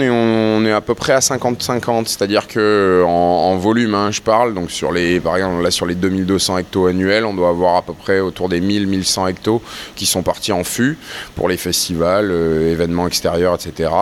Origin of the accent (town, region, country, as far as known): Toulon, Provence-Alpes-Côte d'Azur, France